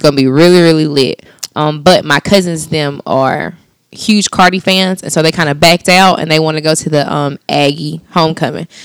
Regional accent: Anderson, South Carolina, United States; I'm from Anderson

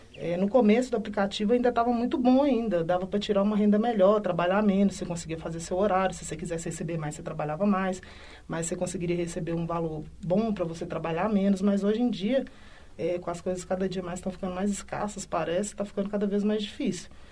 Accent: Belo Horizonte, Minas Gerais, Brazil; sou residente aqui de Belo Horizonte, moro na região do Barreiro.

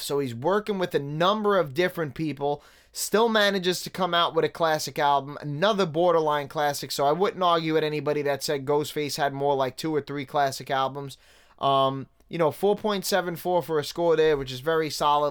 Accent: New York City, New York, United States; moved away; somebody that grew up in Staten Island

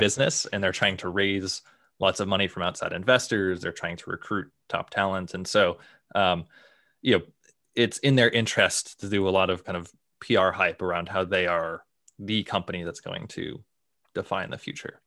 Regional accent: Boston, Massachusetts, United States; I grew up in the Boston area

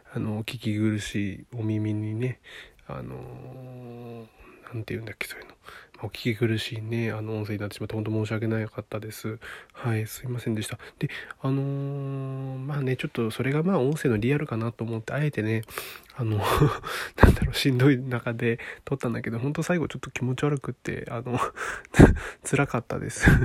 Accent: Niigata, Japan; 出身地は新潟県ですね

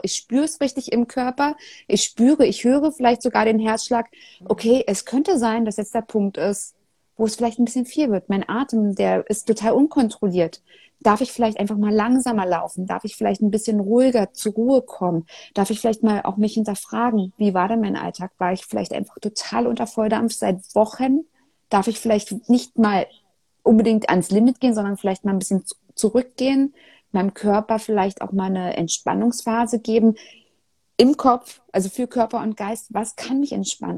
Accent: Germany; als Deutsche

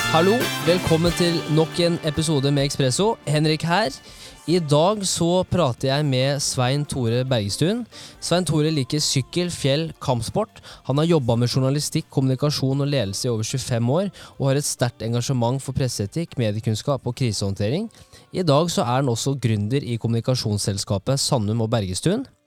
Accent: Kongsvinger, Innlandet, Norway; Jeg er fra Kongsvinger òg

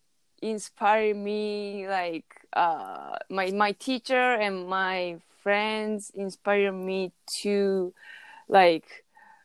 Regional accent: Chiba, Japan; English is a second language; moved away; Chiba City, my hometown

